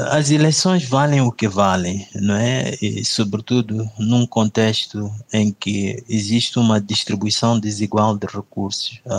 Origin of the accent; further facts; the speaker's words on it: Mozambique; Eu sinto-me desrespeitado como moçambicano, né? porque eu gostaria de fazer parte uh, da gestão do nosso país